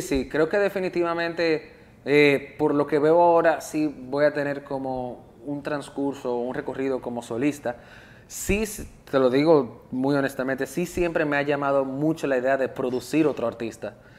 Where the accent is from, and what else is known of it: Dominican Republic